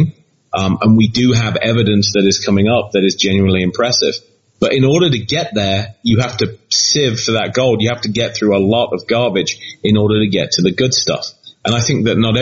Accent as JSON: {"language": "English", "town": "Leicester", "region": "East Midlands", "country": "United Kingdom", "tie": "born or raised there", "said": "my hometown of Leicester"}